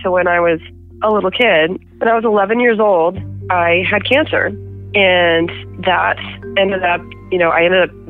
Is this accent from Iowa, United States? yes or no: no; Boise, Idaho, United States; now in Lewiston, United States; I grew up in Boise.